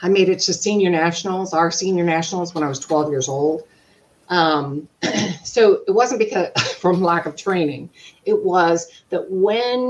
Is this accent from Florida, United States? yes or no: yes; Jacksonville, Florida, United States; I'm from Jacksonville, Florida